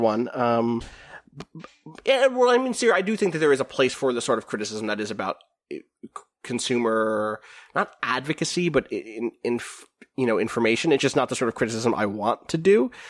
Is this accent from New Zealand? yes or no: yes; New Zealand; I grew up in New Zealand